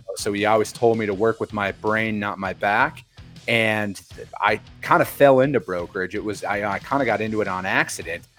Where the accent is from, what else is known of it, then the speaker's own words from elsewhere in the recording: Wisconsin, United States; now in Phoenix, United States; I'm a Wisconsin boy, born and raised, you know, from a small farming community out there.